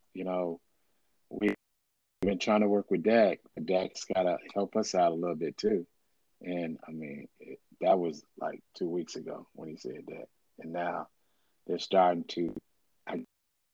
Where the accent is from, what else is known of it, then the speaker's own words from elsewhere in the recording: Jackson, Mississippi, United States; I'm from Jackson, Mississippi, so I'm a Mississippi boy